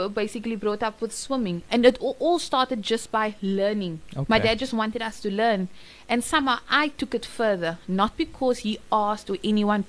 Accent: Cape Town, Western Cape, South Africa; also born or lived in Johannesburg; I was born in Cape Town.

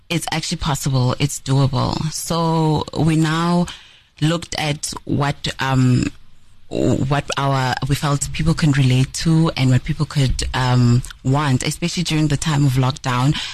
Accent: Nelspruit, Mpumalanga, South Africa; moved away; also born or lived in Cape Town; is a, a young woman um, who is born and bred in Nelspruit. Um, I furthered my studies in Cape Town

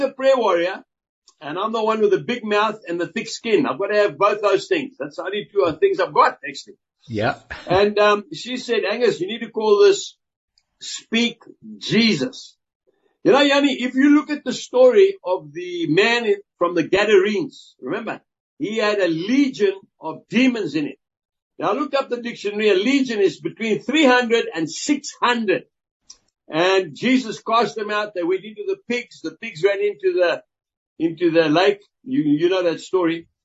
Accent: South Africa; I'm a farmer and I'm a South African.

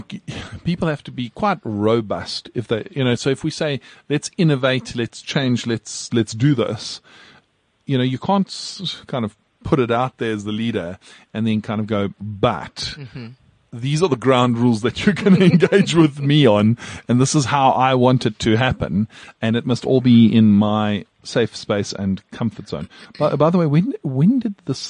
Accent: South Africa; as a South African

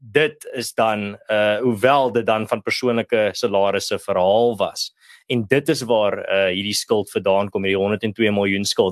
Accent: South Africa

